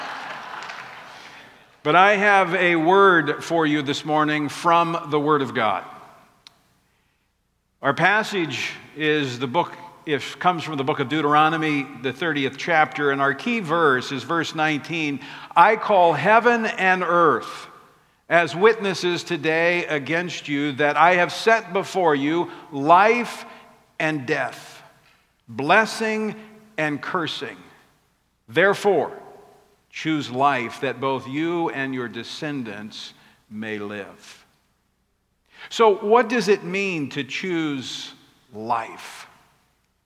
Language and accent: English; Oklahoma, United States; now in Louisiana, United States; I grew up in Oklahoma, so not too far from here.